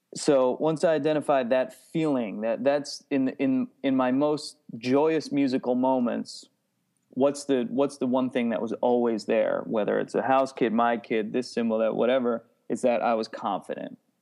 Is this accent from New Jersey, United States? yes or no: yes; New Jersey, United States; I grew up in New Jersey